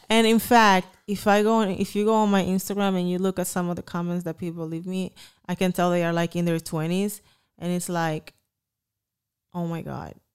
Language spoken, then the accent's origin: English; Dominican Republic; moved away; I came from the Dominican Republic here for a better life